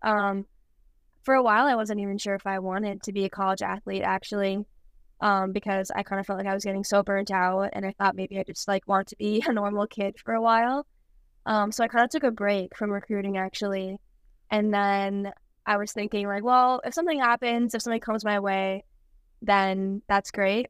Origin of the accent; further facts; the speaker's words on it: White Bear Lake, Minnesota, United States; moved away as an adult; now in La Crosse, United States; my hometown in White Bear Lake, Minnesota. And I practiced there up until my senior year of high school.